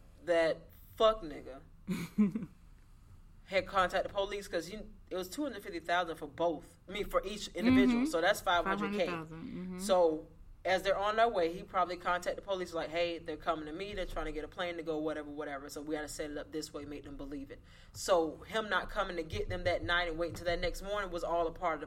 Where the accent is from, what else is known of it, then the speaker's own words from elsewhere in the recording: Florida, United States; we're from Florida. Well, I'm from Florida.